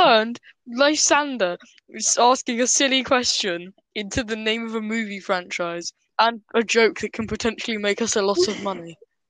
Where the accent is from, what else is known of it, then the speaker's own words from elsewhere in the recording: United Kingdom; We are British.